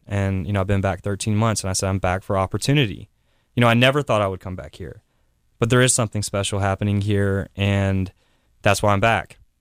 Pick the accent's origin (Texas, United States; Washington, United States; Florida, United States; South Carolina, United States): South Carolina, United States; moved away; also born or lived in New York City; I'm from South Carolina